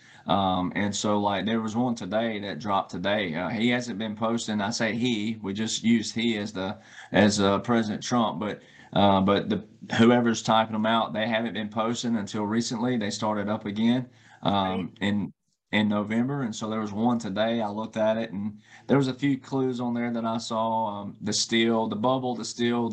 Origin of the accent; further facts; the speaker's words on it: the South, United States; I grew up in the South, right? And I grew up in the Bible Belt.